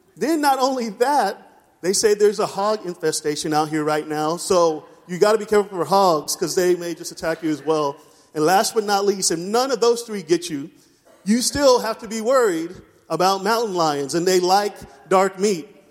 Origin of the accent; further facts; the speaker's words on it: East Coast, United States; moved away; I'm from the East Coast